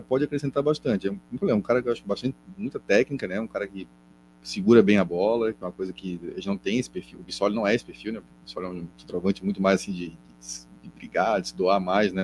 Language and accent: Portuguese; Florianópolis, Santa Catarina, Brazil; accent: manezinho; no nosso sotaque